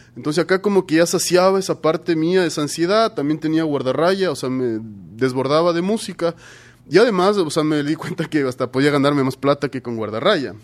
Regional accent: Ecuador; como ecuatorianos

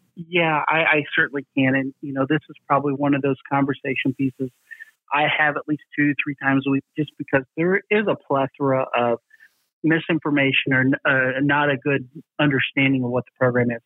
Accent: the South, United States; I'm from the South

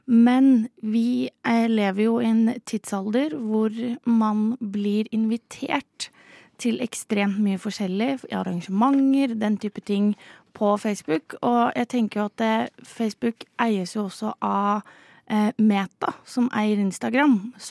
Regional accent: Moss, Østfold, Norway; så ingen kan si at dette er Oslo-sentrert, fordi vi er fra Moss.

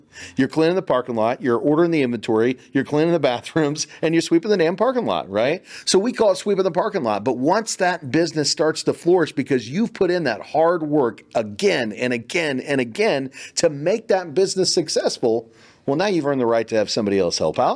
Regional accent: Kansas, United States; now in Texas, United States; I'm from Kansas originally

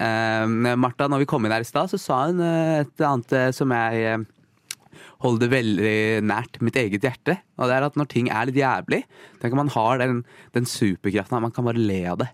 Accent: Sri Lanka; jeg er fra Sri Lanka.

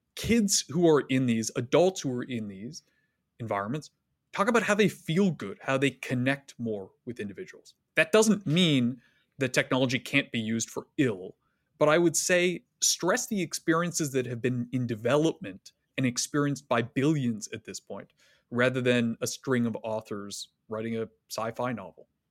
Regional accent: Canada; accent: Canadian; moved away as an adult; now in United States; I grew up in Canada from a fairly liberal family

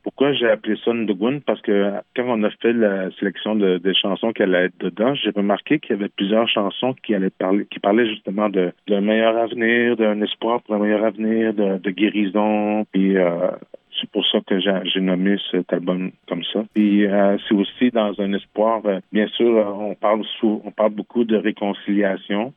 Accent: Quebec, Canada; first language French; also born or lived in Montreal; j'ai grandi au Québec dans un petit village qui s'appelle Manceau. J'ai grandi dans un village québécois.

